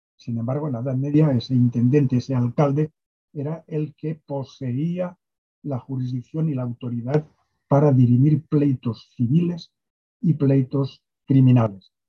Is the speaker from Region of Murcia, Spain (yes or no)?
no; Castellón de la Plana, Valencian Community, Spain; also born or lived in Asturias; Nací allí, luego me crié en Asturias, después regresamos, me crié en Valencia y de Valencia en Castellón, y mm, de hecho mis estudios ya secundarios fueron en el instituto, en el liceo de Castellón